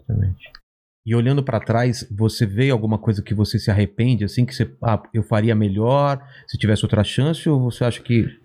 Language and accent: Portuguese; São Bernardo do Campo, São Paulo, Brazil; eu sou São, do ABC, né? Eu sou de São Bernardo